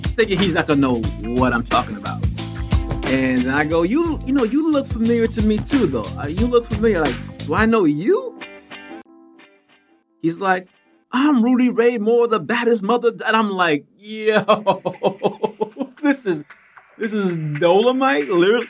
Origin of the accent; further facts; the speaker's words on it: Germany; growing up in Germany, I was just sort of removed from a lot of things unless they were mainstream.